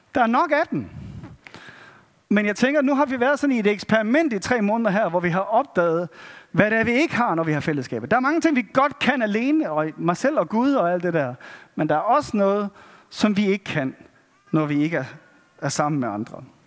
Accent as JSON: {"language": "Danish", "country": "Denmark", "said": "som danskere"}